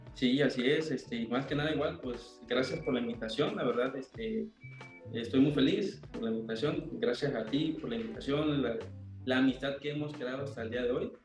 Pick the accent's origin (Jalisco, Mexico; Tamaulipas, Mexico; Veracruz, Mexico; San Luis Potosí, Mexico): Veracruz, Mexico; Coatzacoalcos; soy de Coatzacoalcos, Veracruz